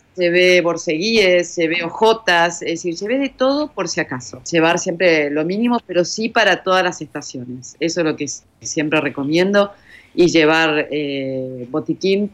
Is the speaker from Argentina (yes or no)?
yes; Argentina; acá en Argentina, vos lo sabés, tomamos café, medialunas o mate